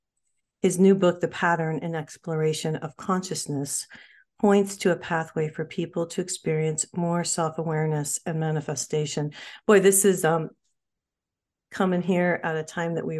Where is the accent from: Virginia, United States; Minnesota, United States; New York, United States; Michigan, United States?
Michigan, United States; moved away; also born or lived in New Mexico; originally from Michigan, but spent a long time in New Mexico